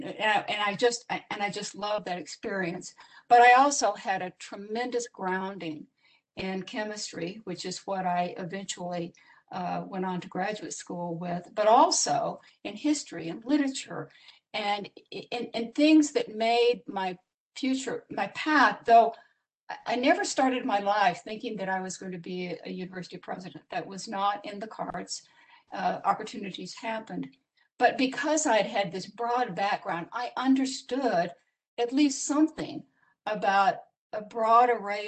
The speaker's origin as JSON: {"language": "English", "region": "Iowa", "country": "United States", "tie": "born or raised there", "said": "I grew up in Iowa"}